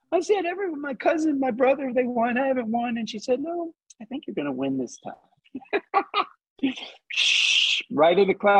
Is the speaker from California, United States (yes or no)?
no; Southeast Texas, United States; I grew up in Southeast Texas.